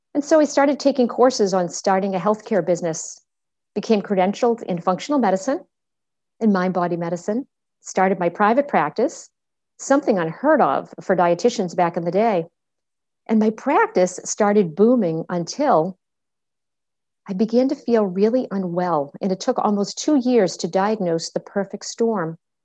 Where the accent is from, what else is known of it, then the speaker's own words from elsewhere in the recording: Medford, Massachusetts, United States; I was born in Medford, Massachusetts